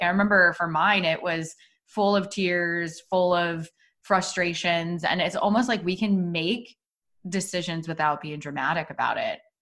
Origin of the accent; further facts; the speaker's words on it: Iowa, United States; moved away as an adult; also born or lived in Des Moines, Iowa / Chicago; we're both from Iowa, but we are from different cities in Iowa